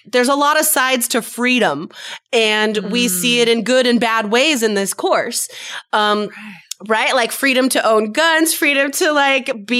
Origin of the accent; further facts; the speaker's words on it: near Reno, Nevada, United States; I'm from Nevada, and seriously, like oh, like three quarters of the state is completely empty